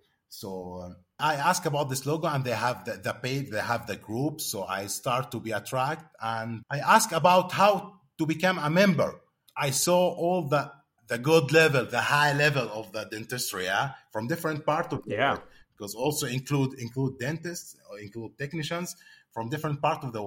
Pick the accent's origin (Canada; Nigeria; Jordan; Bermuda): Jordan; I'm coming from Jordan